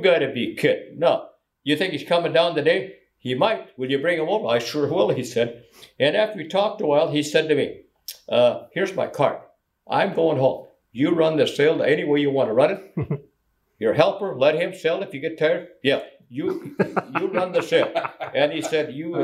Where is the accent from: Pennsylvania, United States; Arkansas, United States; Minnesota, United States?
Minnesota, United States; Benson